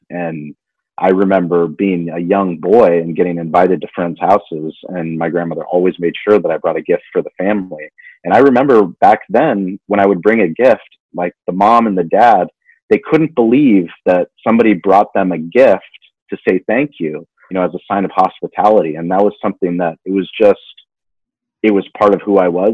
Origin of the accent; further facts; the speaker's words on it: La Jolla, California, United States; growing up in La Jolla in a place that's very privileged